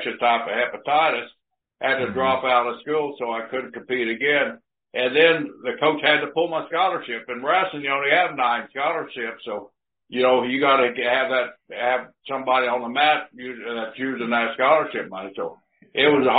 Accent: Blackwell, Oklahoma, United States; also born or lived in San Leandro, California; my hometown of Blackwell, Oklahoma

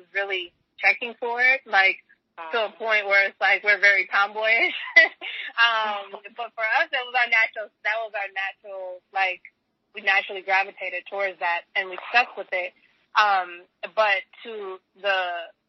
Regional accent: Chicago, Illinois, United States; I'm from Chicago, so I was here during the reign of Jordan and the Bulls, and my family was a big Bulls family

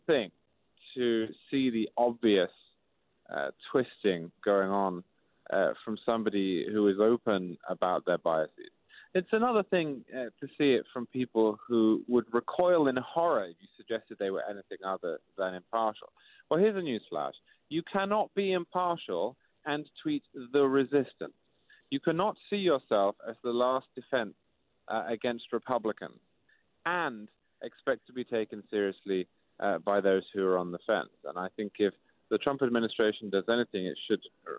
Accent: England, United Kingdom; now in Connecticut, United States; I'm from England. I live in Connecticut. I work in New York City

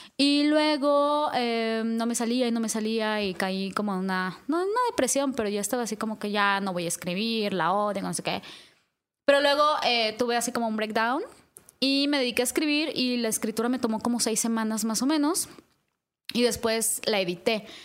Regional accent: Yucatán Peninsula, Mexico; moved away; also born or lived in northern Veracruz; al menos de donde yo soy, que es la península de Yucatán, eso sí es muy común. O sea, como que desde niños nos platican historias de, los duendes.

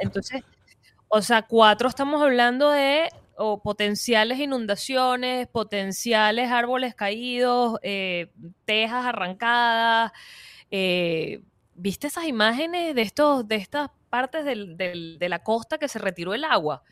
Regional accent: Venezuela; also born or lived in Florida, United States; now in United States; nosotros como venezolanos que ya estábamos viviendo aquí

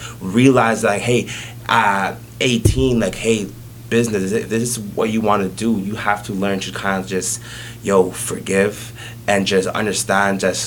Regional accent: Toronto, Ontario, Canada; born in Jane and Finch, went to high school at Westview, Jane and Finch, born in a hospital

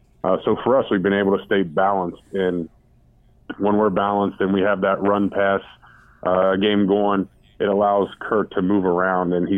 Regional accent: Cincinnati, Ohio, United States; moved away; Born and raised in Cincinnati

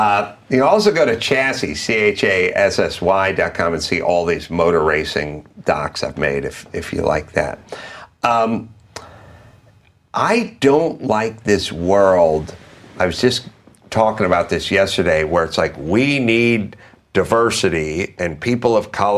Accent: Valley Village, California, United States; I grew up in Valley Village.

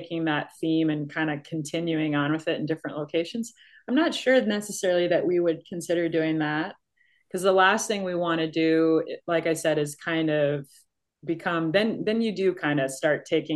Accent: Minnesota, United States; where I grew up in Minnesota

